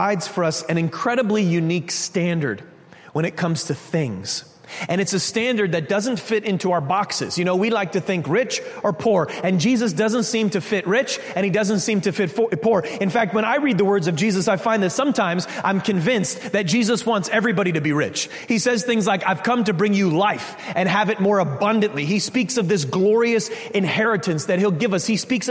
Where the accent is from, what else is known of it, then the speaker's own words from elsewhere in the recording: Connecticut, United States; we're from Connecticut